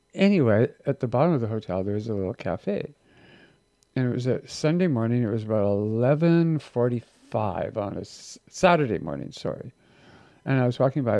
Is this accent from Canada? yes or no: yes; Victoria, British Columbia, Canada; moved away; growing up in Victoria